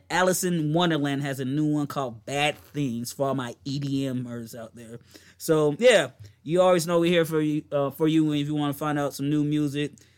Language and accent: English; the South, United States; I'm from the South